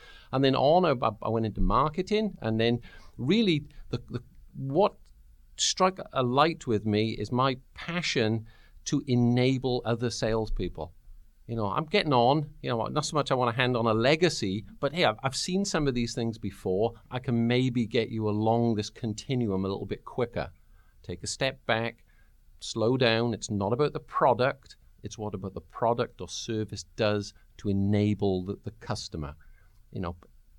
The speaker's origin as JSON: {"language": "English", "region": "the South", "country": "United States", "said": "Yeah, I'm from the South as well. It's just a different one."}